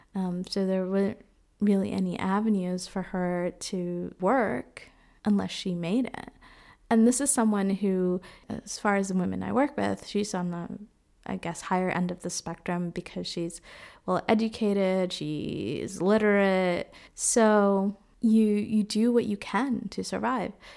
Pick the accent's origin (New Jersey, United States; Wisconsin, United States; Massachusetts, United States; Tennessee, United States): Massachusetts, United States; Boston; moved away as an adult; also born or lived in Dominican Republic / Nicaragua; now in Freiburg, Germany; I grew up in Boston, but was born in the Dominican Republic